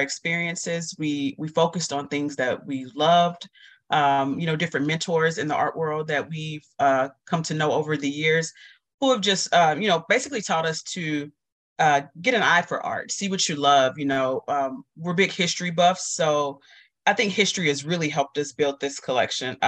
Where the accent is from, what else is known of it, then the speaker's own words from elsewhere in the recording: Dallas, Texas, United States; as a kid, growing up in Dallas